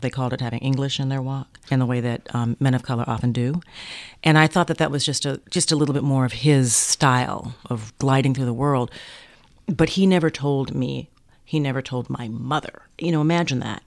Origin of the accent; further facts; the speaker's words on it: Minneapolis, Minnesota, United States; I was raised in Minneapolis